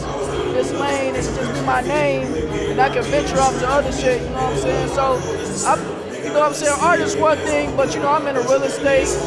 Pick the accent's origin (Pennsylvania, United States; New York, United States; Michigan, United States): Michigan, United States; Detroit; I'm from Detroit, the west side of Detroit.